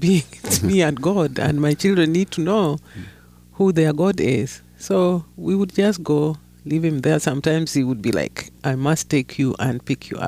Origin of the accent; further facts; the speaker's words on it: Kenya; I grew up in Kenya, not in South Sudan